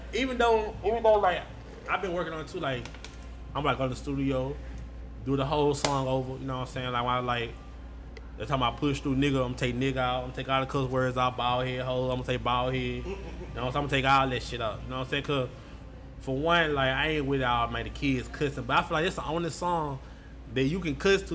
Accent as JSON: {"language": "English", "town": "Shreveport", "region": "Louisiana", "country": "United States", "said": "a lot of people think I'm from Baton Rouge, now I'm from Shreveport."}